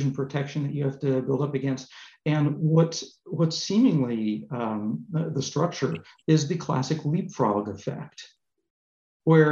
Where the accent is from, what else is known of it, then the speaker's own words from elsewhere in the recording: Southern California, United States; moved away as an adult; now in Paris, France; I grew up originally in Southern California